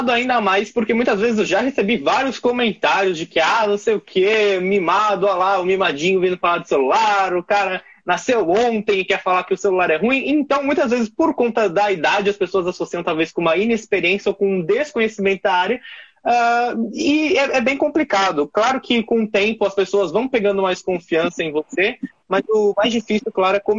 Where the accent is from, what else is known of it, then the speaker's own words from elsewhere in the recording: São Paulo, Brazil; que mora em São Paulo, sou da Zona Leste de São Paulo